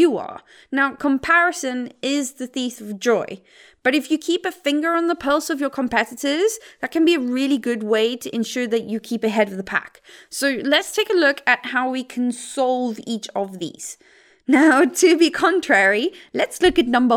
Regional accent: South Africa; the mountains where I grew up in South Africa

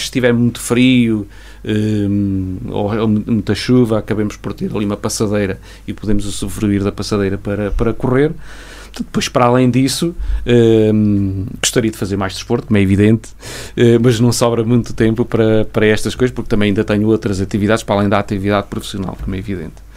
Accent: Castelo Branco, Centro, Portugal; now in Vila Real, Portugal; eu não sou de Vila Real, eu sou, venho, a minha origem é Castelo Branco

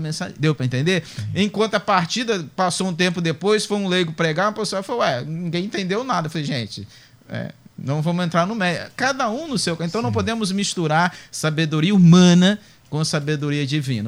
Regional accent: Brazil; a nossa cultura cristã evangélica brasileira

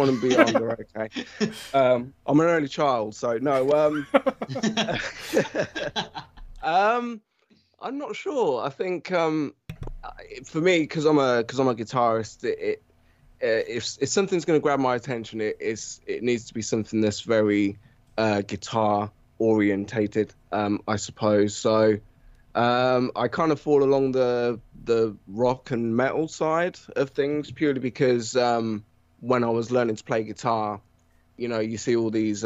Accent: England, United Kingdom; accent: British; as you can probably tell from my accent, I'm British. Live in England, born and raised in England.

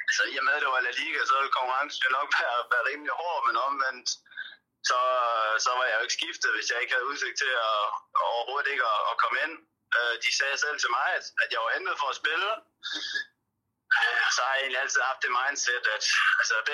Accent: Denmark; moved away as an adult; also born or lived in Turkey / Spain; now in Cardiff, United Kingdom; man kender det jo selv som, som dansker.

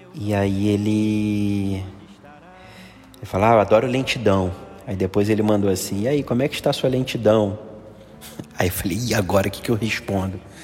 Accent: Rio de Janeiro, Brazil; also born or lived in Gávea, Rio de Janeiro; que eu era de Copacabana, sempre estudei na Gávea, sempre tive amigos na Gávea, mas morava em Copacabana e quando eu casei que eu vim morar na Gávea.

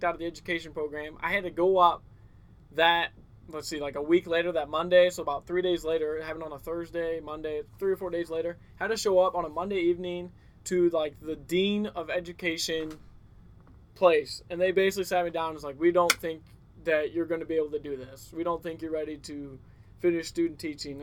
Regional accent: Winfield, United States; moved away as an adult; I loved Winfield. I'm from Winfield

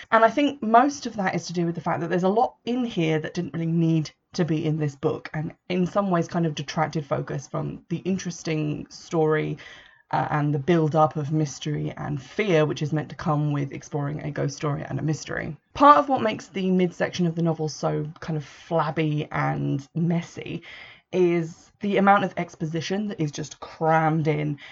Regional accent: Essex, East of England, United Kingdom; I was born in Essex, I live very close to Essex, spend a lot of time there

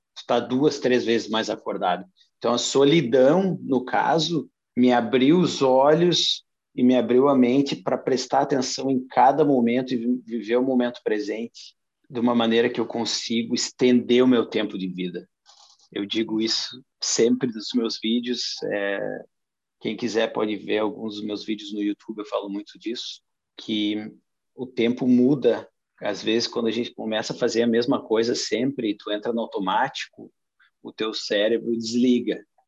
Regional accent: Brazil; moved away as an adult; also born or lived in Balneário Camboriú, Brazil / Alaska, United States / Australia; now in Norway; eu nunca tinha saído do Brasil

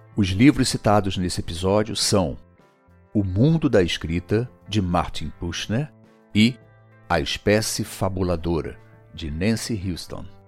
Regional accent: Brazil; a nossa história de brasileiros

